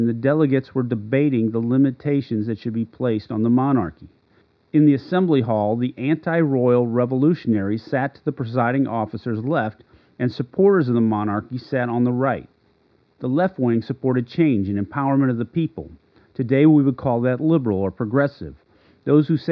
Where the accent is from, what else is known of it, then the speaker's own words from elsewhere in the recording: St. Louis, Missouri, United States; I grew up in St. Louis, Missouri.